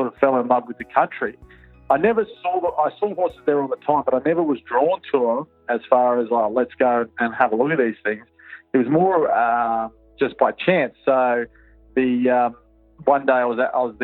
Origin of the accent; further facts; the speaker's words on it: Perth, Western Australia, Australia; I was brought up in Perth, in the city.